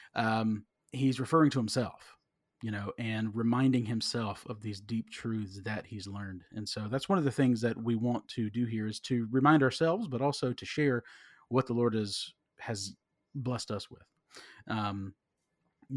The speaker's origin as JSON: {"language": "English", "region": "South Carolina", "country": "United States", "said": "I'm from South Carolina"}